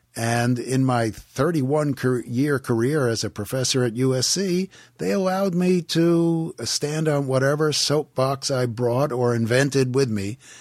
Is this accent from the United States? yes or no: yes; Levittown, New York, United States; born or raised there; also born or lived in Queens, New York; now in Los Angeles, United States